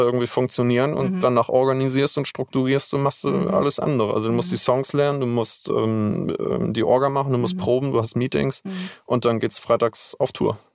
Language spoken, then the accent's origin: German; Schleswig-Holstein, Germany; aufgewachsen und geboren bin ich in Schleswig-Holstein